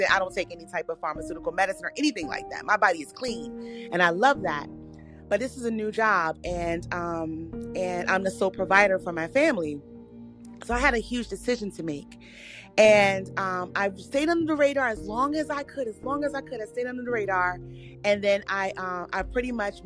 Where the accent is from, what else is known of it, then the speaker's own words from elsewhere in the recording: Washington, District of Columbia, United States; also born or lived in rural North Carolina; now in North Carolina, United States; I'm originally from Washington, D.C.